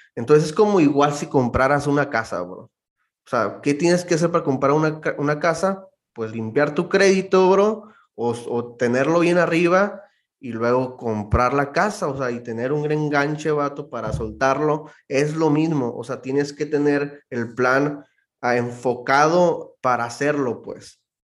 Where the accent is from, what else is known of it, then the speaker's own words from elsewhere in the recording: Mexicali, Baja California, Mexico; moved away as an adult; also born or lived in Rosarito / Tijuana; now in Phoenix, United States; Soy de Mexicali, Baja California. Crecí en Mexicali, eh, pero nací en Tijuana, en Rosarito.